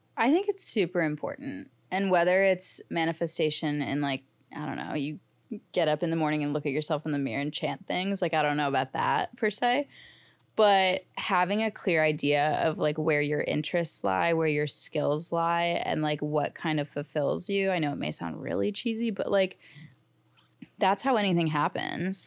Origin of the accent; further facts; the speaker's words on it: St. Louis, Missouri, United States; now in New York City, United States; I'm from Saint Louis, I'm a Blues fan